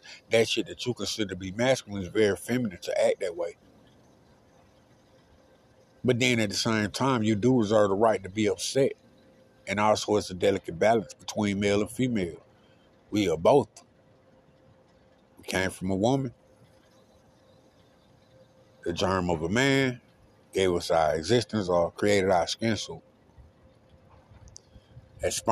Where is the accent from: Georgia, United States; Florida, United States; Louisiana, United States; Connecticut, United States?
Georgia, United States; the Bermuda Triangle; also born or lived in Reynolds, Taylor County, Georgia; I'm from the Bermuda Triangle, what they used to call it.